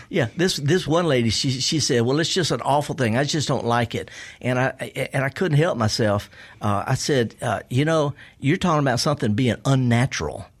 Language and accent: English; the South, United States; I was raised in the South